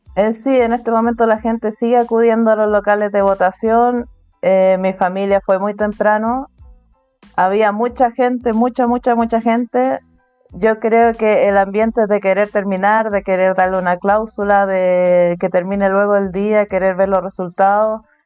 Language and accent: Spanish; Chile; first language Spanish; moved away as an adult; now in Turkey; en mi ciudad soy la única chilena soy la única que habla español en mi ciudad, español nativo.